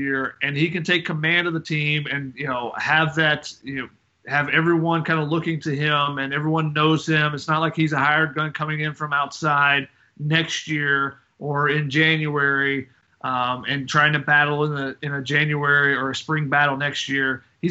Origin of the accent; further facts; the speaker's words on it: near Athens, Georgia, United States; I live 45 minutes from Athens, my hometown.